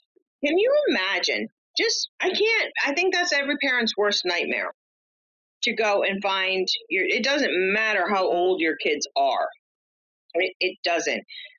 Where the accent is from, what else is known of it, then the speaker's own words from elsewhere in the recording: Rhode Island, United States; from my home state of Rhode Island.